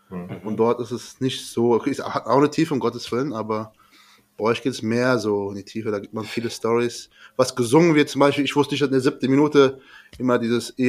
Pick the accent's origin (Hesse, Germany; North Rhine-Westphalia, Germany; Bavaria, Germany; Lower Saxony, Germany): Hesse, Germany; Frankfurt; ich komme auch aus Frankfurt. So wie ihr auch.